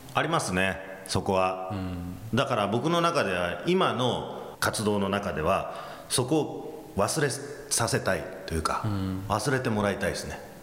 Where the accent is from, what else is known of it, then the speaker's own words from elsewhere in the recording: United States; moved away; アメリカで育ったっていうのもあの期間も長かったですから